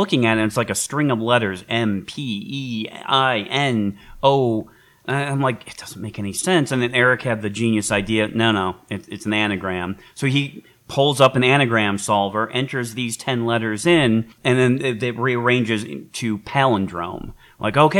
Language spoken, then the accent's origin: English; Detroit, Michigan, United States; in Michigan, growing up in Detroit